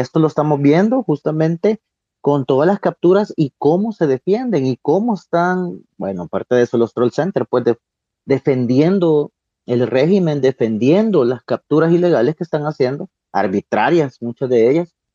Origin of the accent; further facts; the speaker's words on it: El Salvador; nosotros como salvadoreños comunes y corrientes, ¿qué garantías tenemos en este momento?